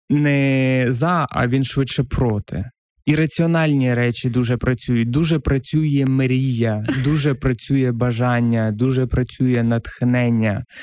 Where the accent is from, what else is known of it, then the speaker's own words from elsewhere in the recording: a village in Kherson Oblast, Ukraine; now in Kyiv, Ukraine; я з Херсонської області, села